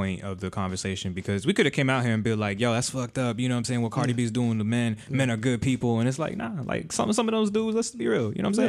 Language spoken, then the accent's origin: English; South Florida, United States; I'm being from South Florida.